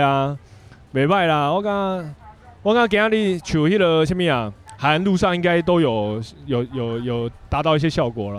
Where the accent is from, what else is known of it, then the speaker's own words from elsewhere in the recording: Tainan, Taiwan; 我本身台南人